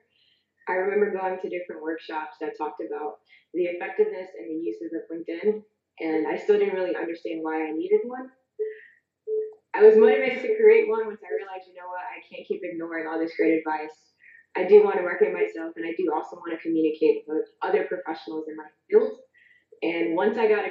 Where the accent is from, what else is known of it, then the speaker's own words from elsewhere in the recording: Bridgeport, Connecticut, United States; My first job was working at a family-owned Italian restaurant in my hometown of Bridgeport, Connecticut.